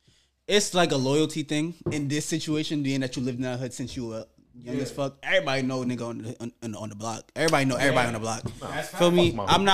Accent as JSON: {"language": "English", "town": "New York City", "region": "New York", "country": "United States", "tie": "born or raised there", "said": "Like, I grew up in Brownsville. Bro, I grew up in Brownsville."}